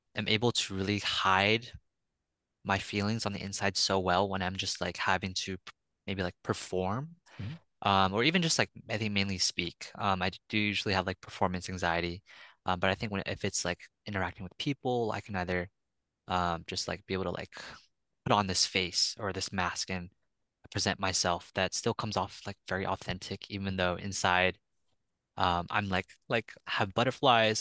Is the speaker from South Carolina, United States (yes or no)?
no; San Francisco, California, United States; from San Francisco, California, uh, born and raised